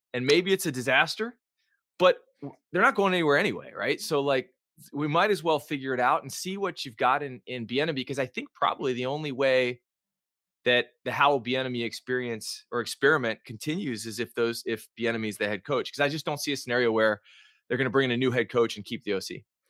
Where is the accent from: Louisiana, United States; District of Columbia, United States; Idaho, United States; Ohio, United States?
District of Columbia, United States; Washington